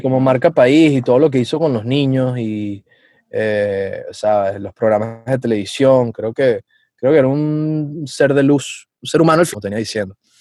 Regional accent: Venezuela; moved away; yo tengo una misión personal como venezolano

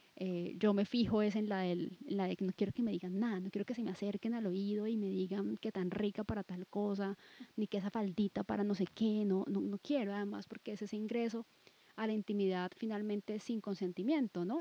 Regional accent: Cali, Valle del Cauca, Colombia; Pues yo soy de Cali, viví en Cali muchísimo tiempo, luego me fui, pero luego regresé también

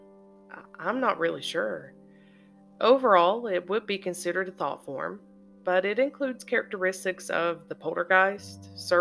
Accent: Eastern Kentucky, United States; my hometown and area of Eastern Kentucky

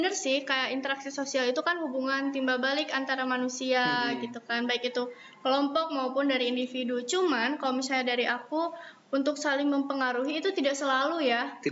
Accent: Cicalengka, West Java, Indonesia; Aku dari Cicalengka.

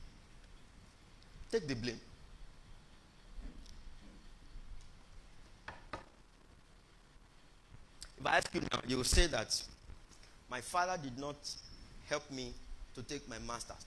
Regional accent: Nigeria; born or raised there

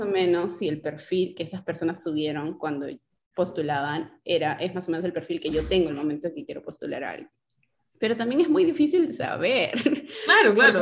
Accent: Lima, Peru; moved away as an adult; now in United States; yo vengo pues de San Martín de Porres, eh, un barrio donde a veces pues no sé, a algunas personas les parecerá movido, para mí San Martín de Porres es mi casa

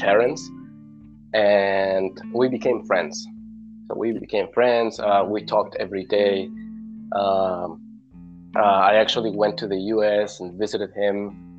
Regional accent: Bogotá, Colombia; English is a second language; moved away as an adult; also born or lived in United States; now in Cúcuta, Colombia; I was born in Bogota. 1999, but I moved to Cúcuta on 2018. So I've been living here for around 4 years.

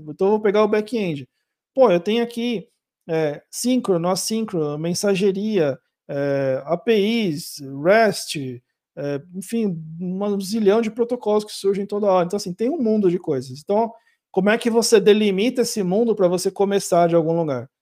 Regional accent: Brazil; eu sou brasileiro

